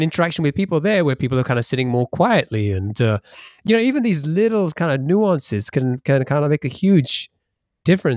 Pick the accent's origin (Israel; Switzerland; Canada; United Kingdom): United Kingdom; England; now in Seattle, United States; you can tell from my accent that, I'm in Seattle, but I grew up in England